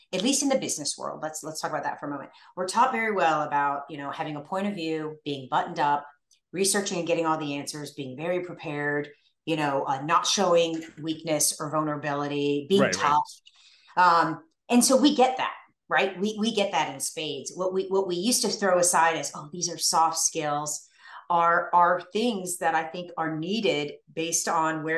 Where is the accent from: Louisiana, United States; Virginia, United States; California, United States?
Virginia, United States; Northern; I grew up in Northern Virginia